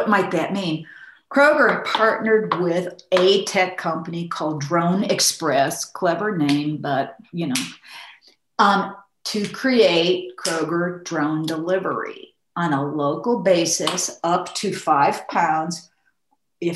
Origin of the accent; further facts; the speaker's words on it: Midwest, United States; I'm from the Midwest.